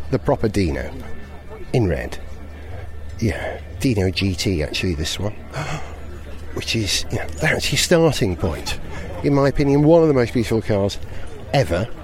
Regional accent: Wales, United Kingdom; being a Welshman

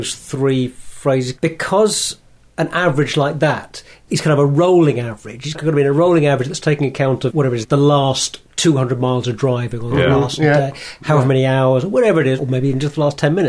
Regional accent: London, United Kingdom; I'm from London.

